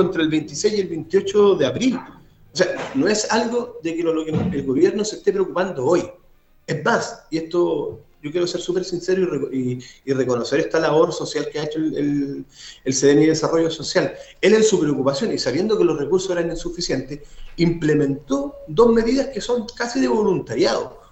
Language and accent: Spanish; southern Maule, Chile; Nosotros, los que somos del Maule